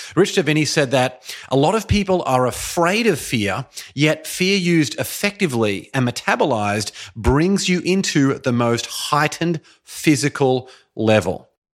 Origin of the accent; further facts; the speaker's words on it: Brisbane, Queensland, Australia; moved away as an adult; also born or lived in Boston, Massachusetts / Shanghai, China; now in Los Angeles, United States; I made the decision at the age of twenty-eight to move from my hometown, beautiful Brisbane, Australia, all the way over to Boston, Massachusetts.